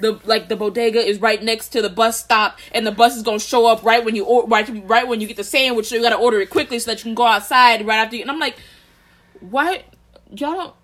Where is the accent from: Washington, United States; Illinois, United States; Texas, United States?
Texas, United States; Austin; moved away as an adult; I'm from Austin